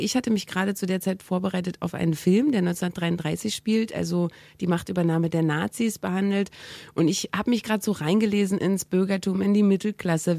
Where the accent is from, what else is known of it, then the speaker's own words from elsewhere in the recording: East Germany, Germany; moved away; ich bin ja aus dem Osten abgehauen und ähm, das habe ich zusammen gemacht mit meiner besten Freundin, die ich wirklich von der ersten Klasse an hatte